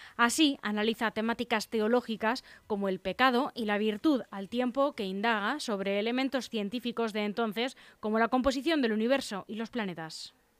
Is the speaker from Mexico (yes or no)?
no; Leganés, Community of Madrid, Spain; yo soy madrileña, bueno, yo soy pepinera